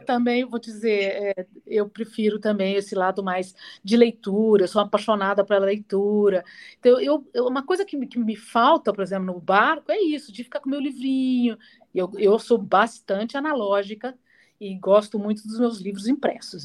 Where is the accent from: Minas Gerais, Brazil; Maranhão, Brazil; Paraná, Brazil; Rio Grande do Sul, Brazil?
Minas Gerais, Brazil; Pouso Alegre; moved away as an adult; now in São Paulo, Brazil; eu sou mineira lá de Pouso Alegre, de Minas, né? É, sul de Minas, aliás, e cidade bacana, pequenininha, mas me formei, cresci lá, né? Até os 18 anos